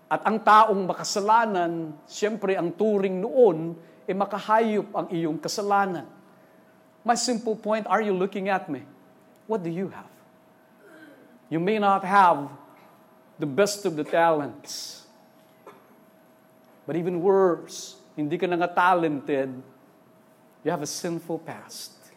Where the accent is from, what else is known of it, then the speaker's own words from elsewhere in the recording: Eastern Visayas, Philippines; first language Waray; Sorry, waray po ako. Eh. Waray, parang nalilito ako. Waray kami.